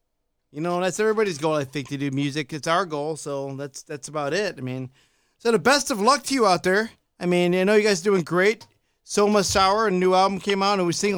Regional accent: Chicago, Illinois, United States; accent: Chicago; now in Arizona, United States; I'm from Chicago, so I have a Chicago accent.

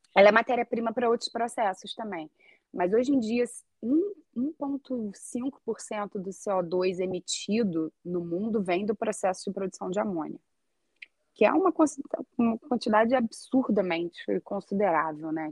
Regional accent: Brazil; moved away as an adult; also born or lived in Rio de Janeiro; now in Iceland; a gente, como brasileiro

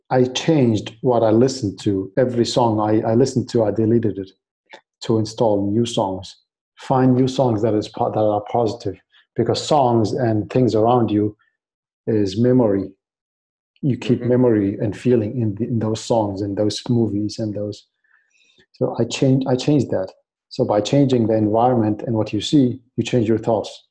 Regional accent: Baghdad, Baghdad Governorate, Iraq; English is a second language; moved away; So I came. I came from Iraq. Uh, we moved in 2003 uh, because mm. of the war, the the invasion of Iraq

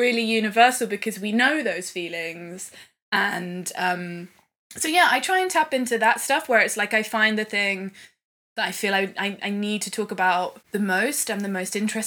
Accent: Swindon, South West England, United Kingdom; my hometown in Swindon

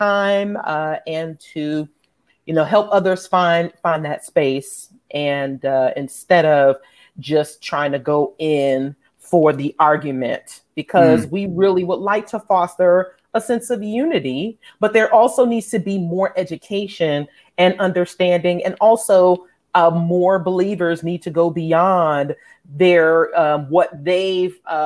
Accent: New York City, New York, United States; now in Atlanta, United States; having been born and raised in New York City

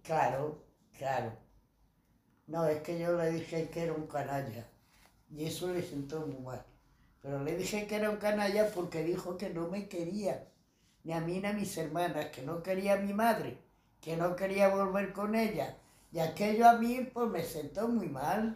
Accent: Madrid, Community of Madrid, Spain; He nacido en Madrid, en la calle, eh, cerca de Embajadores, en la calle Las Peñuelas

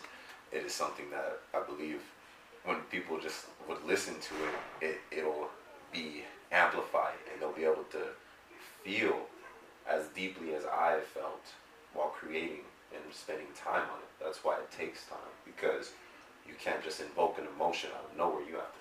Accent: Long Beach, California, United States; also born or lived in Compton / Florida / San Bernardino; I'm from, I was born in Long Beach, raised kind of Long Beach, Compton, you know, Florida, back to here, mainly San Bernardino for quite some time.

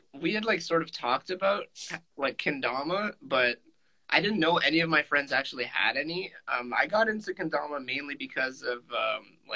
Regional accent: near Toronto, Ontario, Canada; I'm from a little town near Toronto, Ontario, in Canada

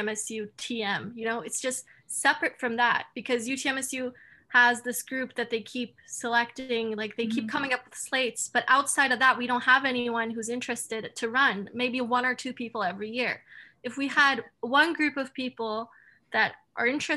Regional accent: Turkey; now in Canada; I'm from Turkey

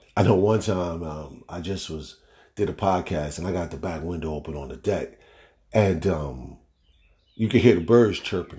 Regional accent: East Orange, New Jersey, United States; growing up in East Orange, New York

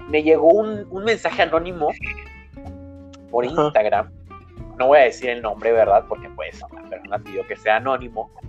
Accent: Mexico; also born or lived in Argentina; yo nací en Argentina eh, por la crisis que hubo como en el 2000, 2001. Eh, mi papá y mi mamá nos tuvimos que mudar aquí a México y no tenía ni el año cuando nos mudamos. Así que he vivido toda mi vida aquí en México

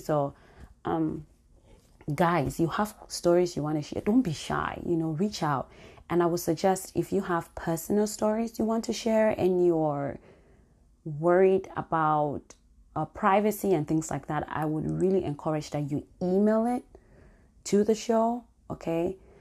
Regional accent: Cameroon; moved away; my home country, Cameroon

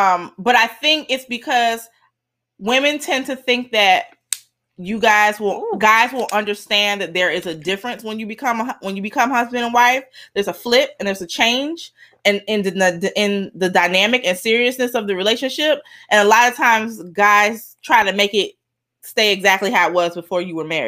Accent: Miami, Florida, United States; And I'm Miami from Miami.

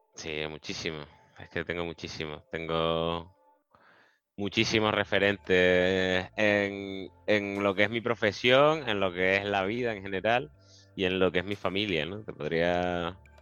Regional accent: Las Palmas de Gran Canaria, Canary Islands, Spain; moved away as an adult; also born or lived in Seville; me crié en las Reollas, en las Palmas de Gran Canaria

